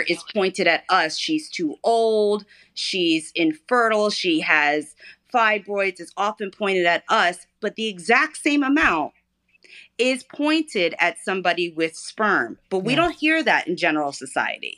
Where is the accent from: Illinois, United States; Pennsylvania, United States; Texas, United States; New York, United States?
Pennsylvania, United States; Philadelphia; I'm from Philly